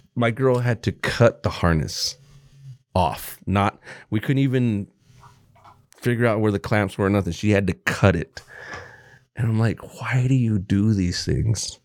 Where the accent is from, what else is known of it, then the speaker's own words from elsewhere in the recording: Texas, United States; moved away; I was born in fucking Texas